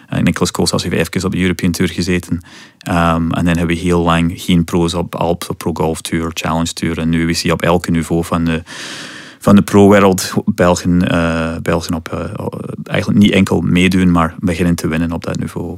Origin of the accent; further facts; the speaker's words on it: Scotland, United Kingdom; Dutch is a second language; moved away as an adult; now in West Flanders, Belgium; ik kom oorspronkelijk uit Scotland